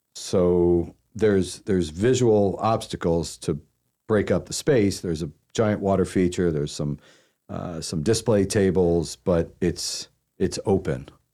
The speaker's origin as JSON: {"language": "English", "region": "Pennsylvania side of Philadelphia", "country": "United States", "tie": "born or raised there", "also_born_or_lived": "Washington, D.C. / New Jersey / Dallas / San Francisco", "moved": "as an adult", "lives_now": "Charlotte, United States", "said": "I was born in D C and I spent, uh, nine years on the Jersey side of, of Philadelphia and nine years on the Pennsylvania side of Philadelphia"}